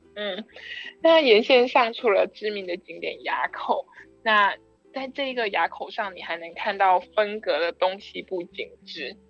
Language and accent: Chinese; Tainan, Taiwan; 因为我是台南人